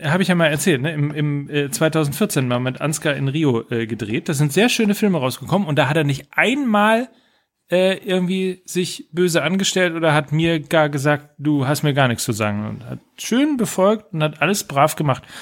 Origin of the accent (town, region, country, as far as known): Gütersloh, North Rhine-Westphalia, Germany